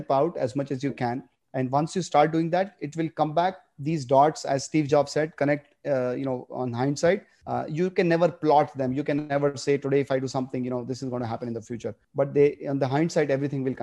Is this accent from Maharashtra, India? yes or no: no; Ahmedabad, Gujarat, India; moved away; also born or lived in Bombay / United States; I grew up in Ahmedabad